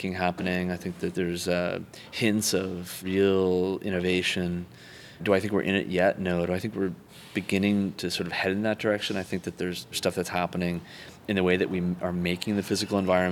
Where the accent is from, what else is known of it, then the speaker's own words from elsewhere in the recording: Calgary, Alberta, Canada; now in San Francisco, United States; I grew up in Canada, just outside of Calgary